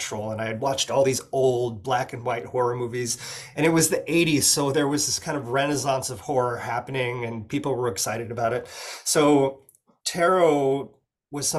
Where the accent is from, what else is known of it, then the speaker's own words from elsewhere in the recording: Oregon, United States; I'm from Oregon in the Pacific Northwest